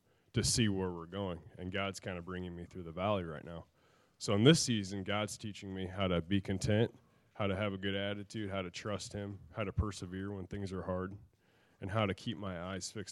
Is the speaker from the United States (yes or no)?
yes; Kansas City, United States; moved away; born and raised in Kansas City. So that's where I'm from